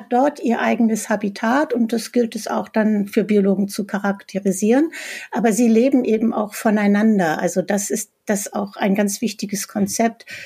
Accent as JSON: {"language": "German", "region": "Berlin", "country": "Germany", "said": "selbst ich komme ja aus Berlin, also selbst hier im Grunewald äh, finde ich äh, vier, fünf verschiedene Spechtarten."}